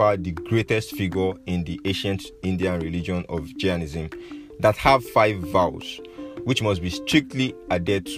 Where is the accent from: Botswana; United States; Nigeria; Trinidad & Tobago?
Nigeria; my home country, Nigeria.